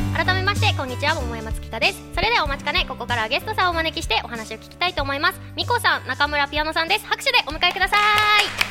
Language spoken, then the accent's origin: Japanese; Kanagawa, Japan; 私の出身の湘南。